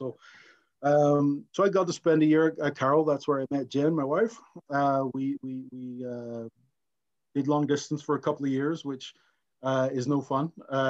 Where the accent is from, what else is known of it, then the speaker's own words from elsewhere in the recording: Coleraine, Northern Ireland, United Kingdom; moved away as an adult; also born or lived in Japan / Idaho Falls, Idaho; now in Montana, United States; I'm from Coleraine, Northern Ireland, right in the north coast of Ireland, on the border between County Antrim and County Derry. And I grew up there. My family's still there.